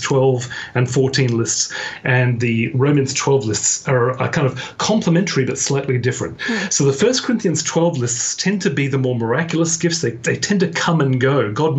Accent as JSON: {"language": "English", "country": "Australia", "tie": "born or raised there", "said": "Firstly, I was born in Australia, but I was born to British parents. Okay. So I don't have, you know, a really Australian accent, but I don't have, you know, a plush, pommy accent either."}